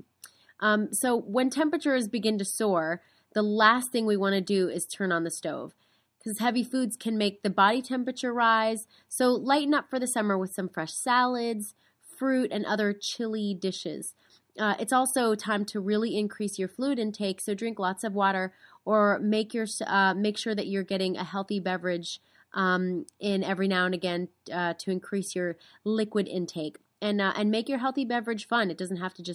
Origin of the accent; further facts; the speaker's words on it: East Coast, United States; moved away; I'm originally from the East Coast